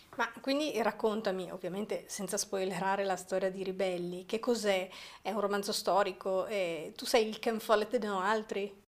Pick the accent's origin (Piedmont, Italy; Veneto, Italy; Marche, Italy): Piedmont, Italy; Ossola; nella mia terra, i 40 giorni di libertà che videro la nascita della Repubblica dell'Ossola